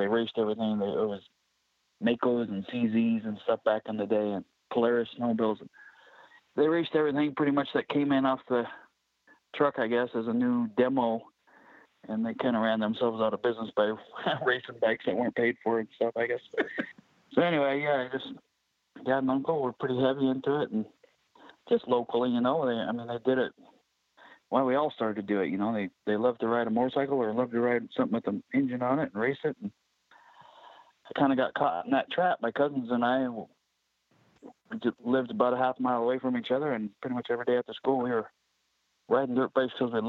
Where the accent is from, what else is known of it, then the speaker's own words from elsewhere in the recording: Mica, Washington, United States; I was born right here in Micah, about 50 feet away from where I live right now. We have an old mobile home here and raised right here